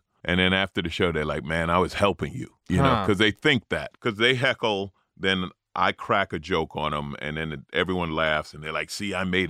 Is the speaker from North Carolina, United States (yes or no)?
no; New York, United States; now in Los Angeles, United States; I'm an LA comic, although I grew up in New York.